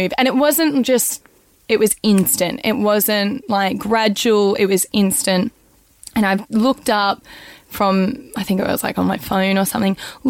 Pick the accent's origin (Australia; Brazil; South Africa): Australia; I'm an Australian